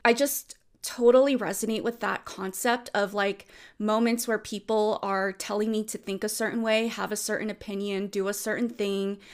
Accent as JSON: {"language": "English", "area": "Bay Area", "region": "California", "country": "United States", "tie": "born or raised there", "said": "I grew up in the Bay Area"}